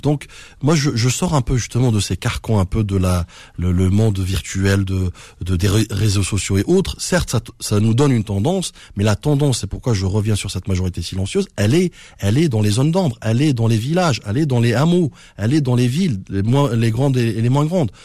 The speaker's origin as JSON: {"language": "French", "country": "France", "tie": "born or raised there", "said": "je suis né en France"}